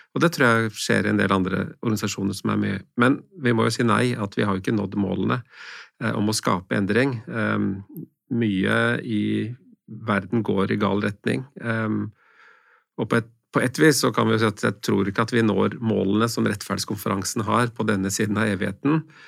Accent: Norway; min velstand som nordmann

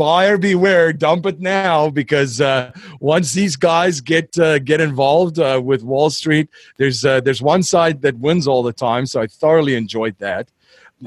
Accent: South Africa; I'm from South Africa

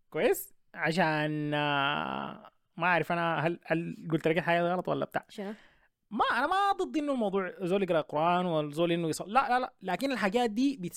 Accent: Sudan; احنا عندنا في السودان ولا في الشرق الاوسط دول ما بتقبلوا الموضوع ده نهائي

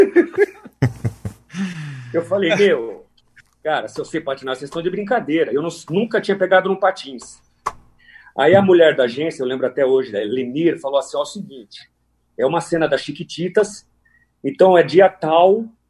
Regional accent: São Paulo, Brazil; also born or lived in Araraquara, São Paulo; eu sou natural de São Paulo, é, nasci em São Paulo e ainda muito novo eu mudei para Araraquara

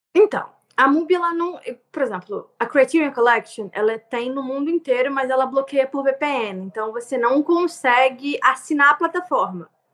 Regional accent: Nova Iguaçu, Rio de Janeiro, Brazil; eu sou de Nova Iguaçu, no Rio, então assim, um subúrbio do Rio de Janeiro, Baixada Fluminense

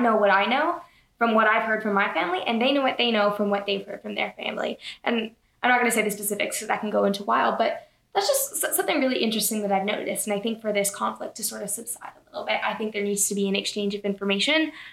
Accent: Toronto, Ontario, Canada; from Toronto, Canada

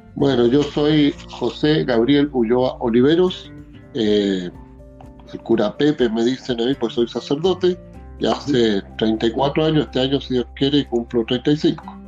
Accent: Linares, Maule, Chile; also born or lived in Las Hornillas; yo nací en el campo, en un lugar que se llama eh, bueno, nací en Linares, en el hospital, pero después me llevaron, porque vivíamos allá, en un lugar que se llama Las Hornillas o Las Obras, que queda unos ah. de Linares

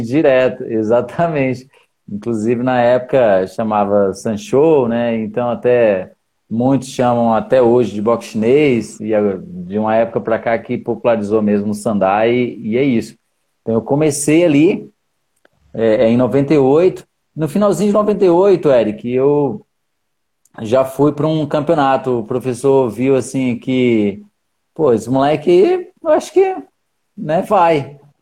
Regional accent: Brazlândia, Federal District, Brazil; Eu sou de Braslândia

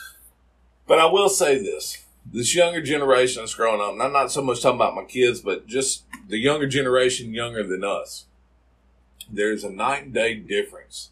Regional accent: South Mississippi, United States; growing up in South Mississippi

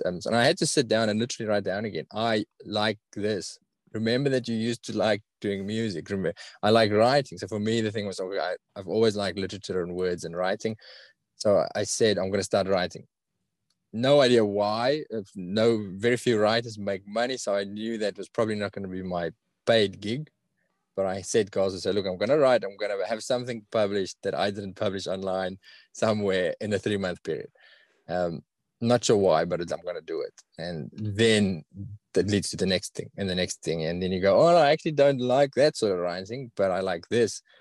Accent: South Africa; accent: South African; now in Australia; I've got a really strong South African accent.

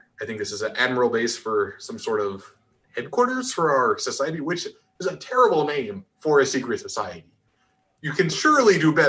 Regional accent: North Dakota, United States; I grew up in North Dakota

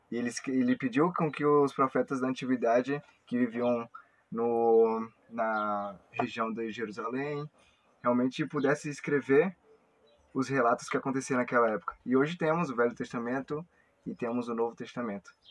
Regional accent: Espírito Santo, Brazil; moved away as an adult; now in Rio Grande do Sul, Brazil; eu sou lá do Espírito Santo. E eu cheguei na missão faz sete meses.

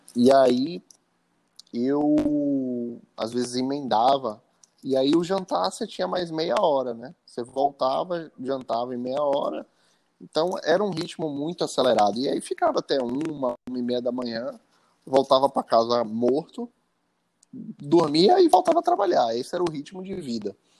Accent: Salvador, Bahia, Brazil; moved away as an adult; also born or lived in Italy; voltei para Salvador para passar um, algumas semanas aqui com a família

